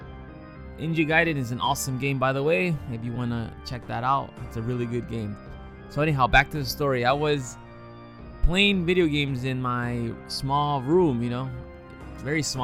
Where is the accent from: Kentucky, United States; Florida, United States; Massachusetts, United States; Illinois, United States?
Illinois, United States; Chicago; I was born and raised in Chicago